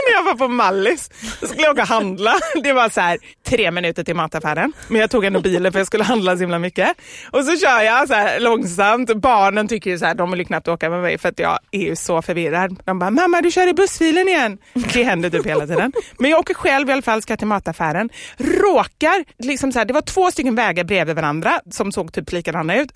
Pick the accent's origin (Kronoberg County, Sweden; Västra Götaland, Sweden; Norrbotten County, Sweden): Västra Götaland, Sweden; Gothenburg; vi har i Kortedala, där jag kommer ifrån, mm. låg Skogaholmsfabriken